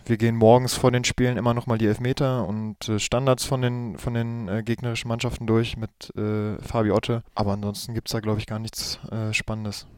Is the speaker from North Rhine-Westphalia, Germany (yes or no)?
yes; Gladbeck, North Rhine-Westphalia, Germany; Gladbeck ist es, äh, im Herzen von NRW, im Ruhrgebiet. Genau, das ist meine Heimatstadt.